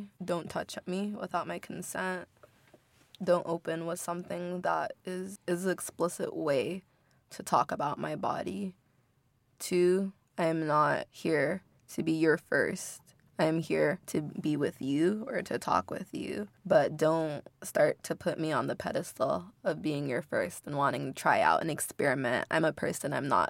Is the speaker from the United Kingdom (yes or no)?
no; Inglewood, California, United States; I'm from Inglewood. It's a mostly black and brown city, right?